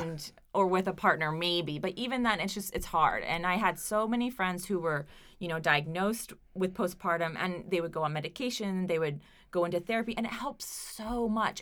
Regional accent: Oklahoma, United States; now in Providence, United States; my small Oklahoma town

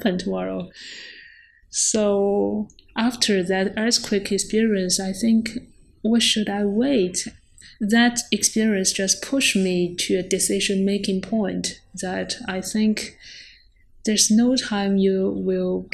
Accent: Chuzhou, Zhejiang, China; a natural thing in my hometown

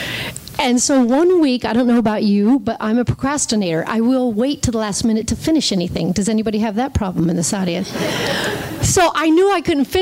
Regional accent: Ohio, United States; moved away as an adult; also born or lived in Santa Fe, New Mexico / Los Angeles; I was from Ohio

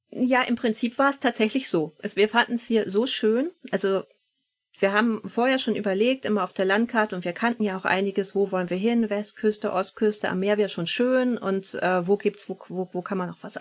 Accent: Northern Germany, Germany; Wir sind beide hier im Norden groß geworden

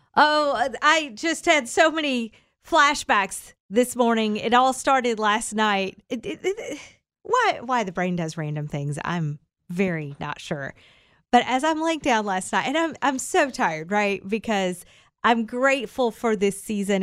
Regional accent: Kentucky, United States; I'm from Kentucky.

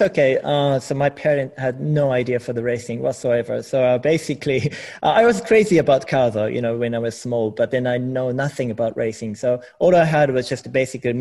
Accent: Japan; English is a second language; moved away as an adult; also born or lived in United Kingdom; I never lived outside of Japan, so I had zero English as well.

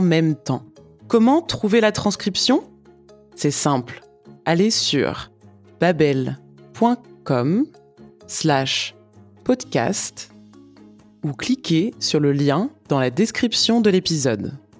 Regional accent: France; Je suis française

